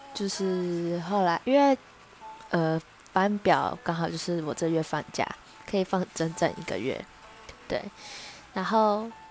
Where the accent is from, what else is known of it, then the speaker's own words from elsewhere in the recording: Taichung, Taiwan; moved away as an adult; now in Taipei, Taiwan; 那因为我是台中人，然后我户籍在台中